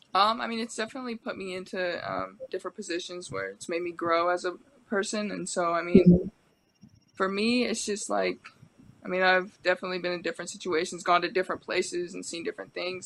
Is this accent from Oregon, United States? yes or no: yes; Medford, Oregon, United States; moved away as an adult; also born or lived in Pullman, Washington; now in Portland, United States; I'm from Medford. Medford's a small okay. town